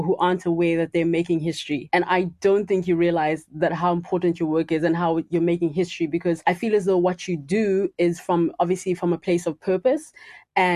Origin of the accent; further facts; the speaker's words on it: Uganda; I'm from Uganda originally